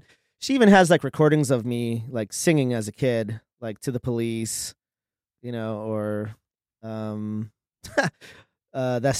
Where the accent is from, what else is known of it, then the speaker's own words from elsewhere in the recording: Los Angeles, California, United States; also born or lived in Miami, Florida / San Fernando Valley; my mom like relocated to LA when I was like a year old, and I grew up out here in Hollywood